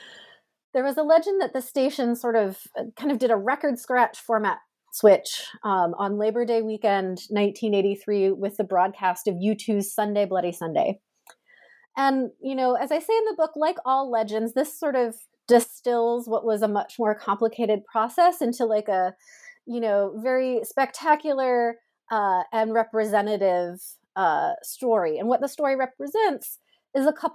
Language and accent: English; United States; as an American